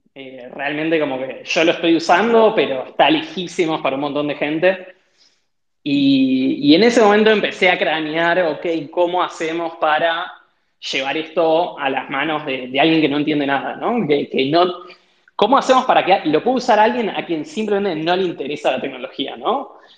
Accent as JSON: {"language": "Spanish", "town": "Mar del Plata", "region": "Buenos Aires Province", "country": "Argentina", "tie": "born or raised there", "said": "de chico, eh, yo viví en Mar del Plata, hice toda la secundaria en Mar del Plata"}